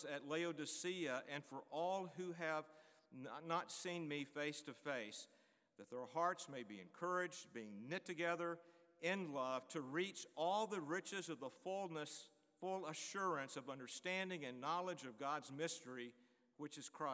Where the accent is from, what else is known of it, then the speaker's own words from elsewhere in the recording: Greensboro, North Carolina, United States; Greensboro, North Carolina, my hometown